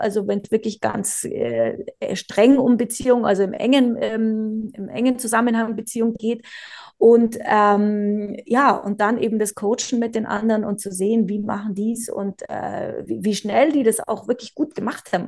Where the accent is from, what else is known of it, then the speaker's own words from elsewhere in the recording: Bavaria, Germany; now in South Tyrol, Italy; Ich bin gebürtig aus Bayern und lebe jetzt aber schon ganz lang in Südtirol